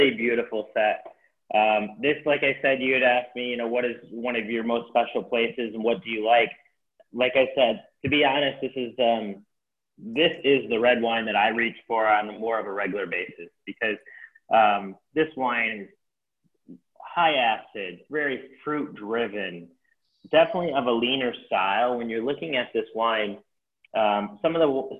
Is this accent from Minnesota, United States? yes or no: no; Michigan, United States; moved away as an adult; also born or lived in Chicago; now in San Rafael, United States; When I grew up in Michigan, spent 18 years there, and then I spent 2 years in Chicago